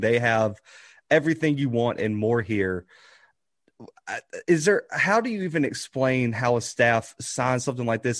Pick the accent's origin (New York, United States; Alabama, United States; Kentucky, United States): Alabama, United States; Mobile; moved away; I'm from Mobile